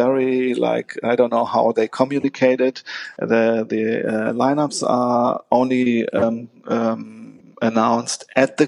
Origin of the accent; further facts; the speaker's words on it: Oldenburg, Lower Saxony, Germany; also born or lived in Hanover; now in Hamburg, Germany; I'm from the north of Germany. So I'm born in Hanover. I grew up in Oldenburg, which is close to Bremen. And then I moved to Hamburg.